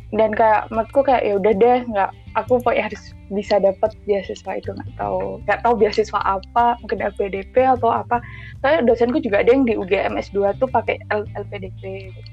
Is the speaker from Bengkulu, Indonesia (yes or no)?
no; Magelang, Central Java, Indonesia; moved away as an adult; now in Yogyakarta, Indonesia; aku aslinya orang Magelang